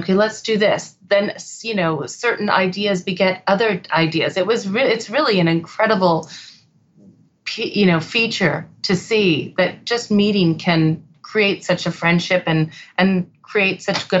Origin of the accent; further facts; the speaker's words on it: Connecticut, United States; I grew up in Connecticut. My family was from New York and Boston. So we're East Coast or, you know, East Coast people.